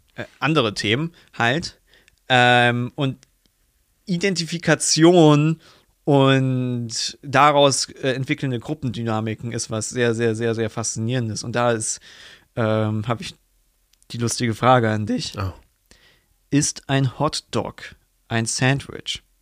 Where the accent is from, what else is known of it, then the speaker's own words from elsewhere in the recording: Germany; als Deutscher